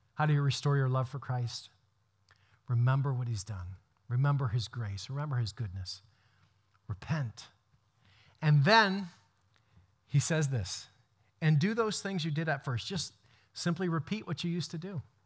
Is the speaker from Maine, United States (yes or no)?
yes; Brewer, Maine, United States; I grew up in Joshua Chamberlain's house in Brewer